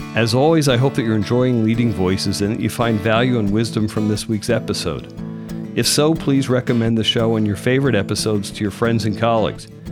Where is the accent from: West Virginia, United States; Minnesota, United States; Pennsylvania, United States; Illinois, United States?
Pennsylvania, United States; Philadelphia suburbs; I'm from the Philadelphia suburbs